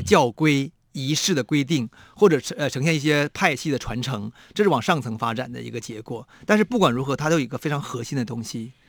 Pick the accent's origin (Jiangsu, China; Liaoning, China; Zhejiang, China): Liaoning, China; Shenyang; now in Taiwan; 我的老家沈阳